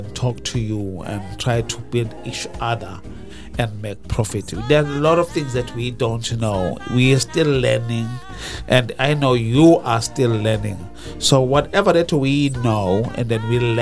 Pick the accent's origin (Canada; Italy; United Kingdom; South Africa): South Africa; I'm from South Africa